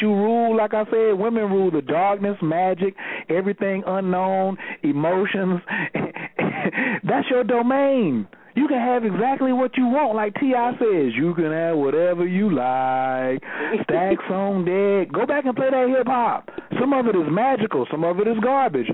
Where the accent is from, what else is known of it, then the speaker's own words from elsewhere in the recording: Fayetteville, United States; I'm in Fayetteville and I'm from Fayetteville